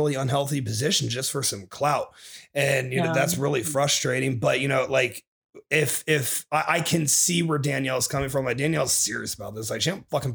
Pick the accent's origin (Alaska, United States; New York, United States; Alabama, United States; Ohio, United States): Ohio, United States; moved away; So I went home to Ohio. I kicked it with my family